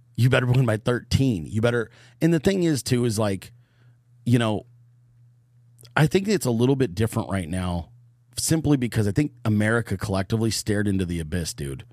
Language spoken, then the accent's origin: English; Bay Area, Northern California, United States; I grew up in California. I'm from Northern California, the Bay Area.